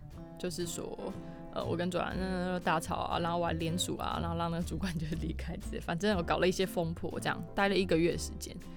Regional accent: Keelung, Taiwan; 我希望可以回到我老家，就是基隆这边，在阳明海运服务。

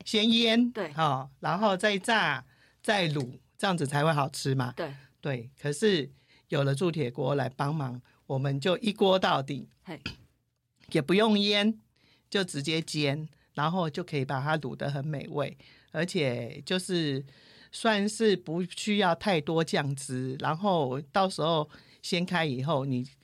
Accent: Taiwan; 因为我是传统台湾人的家庭

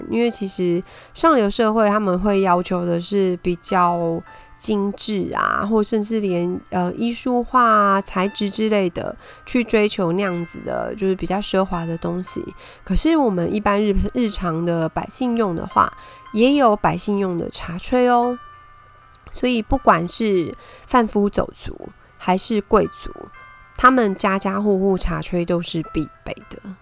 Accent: Taipei, Taiwan; 我是台北人

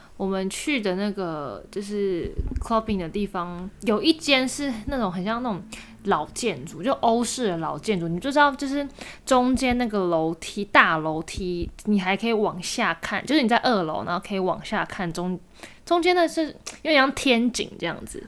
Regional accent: Taiwan; 跟我们台湾人不一样

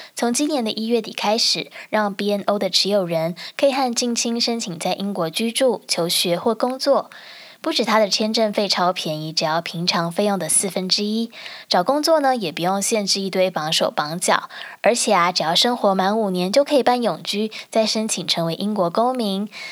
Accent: Taiwan; now in United Kingdom; 因为我在台湾长大

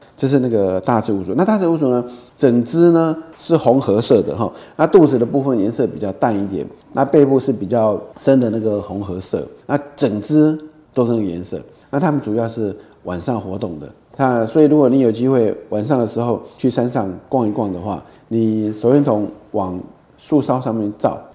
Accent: Taiwan; 对我们台湾人来讲，可能感觉比较不到。

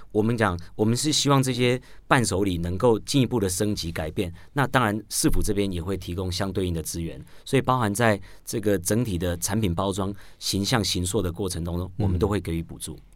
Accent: Taoyuan, Taiwan; 我是桃园人

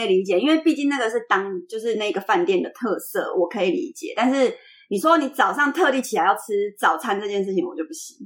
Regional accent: central-southern Taiwan, Taiwan; 我小时候在中南部的时候

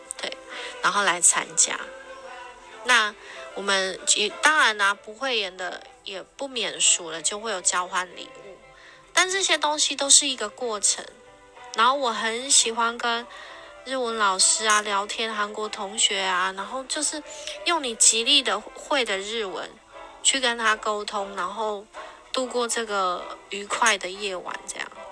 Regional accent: Taiwan; also born or lived in Japan; 我们台湾人有捐钱之后

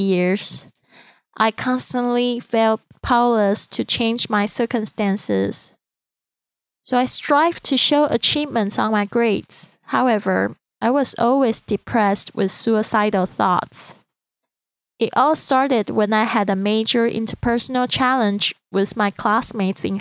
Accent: Taiwan; accent: Chinese accent; first language Mandarin; English is a second language; moved away; I'm originally from Taiwan, and Mandarin is my first language.

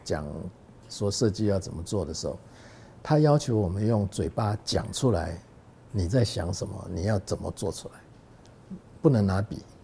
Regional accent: Taiwan; also born or lived in Hong Kong; 因为你的根是在台湾嘛

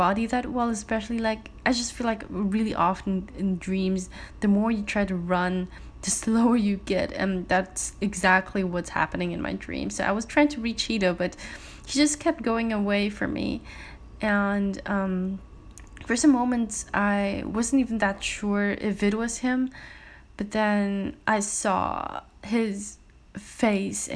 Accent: Germany; moved away; the place I used to live in Germany, and it's a place called Mattenhofen.

